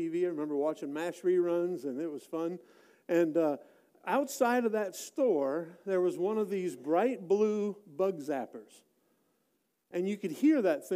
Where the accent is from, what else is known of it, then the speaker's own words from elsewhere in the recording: Wisconsin, United States; moved away; I grew up in Wisconsin and spent a lot of my time, my very early years there